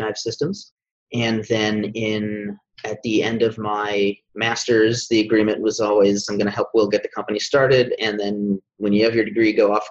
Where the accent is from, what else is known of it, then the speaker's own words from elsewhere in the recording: Sarasota, Florida, United States; also born or lived in Orlando, Florida; I'm originally a Florida native. I was born in Sarasota, Florida